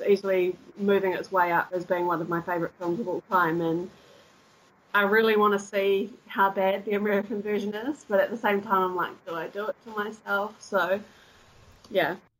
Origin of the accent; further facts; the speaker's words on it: Christchurch, Canterbury, New Zealand; moved away as an adult; also born or lived in deep south of New Zealand; now in Cologne, Germany; I was born in the deep south, but I grew up in Christchurch.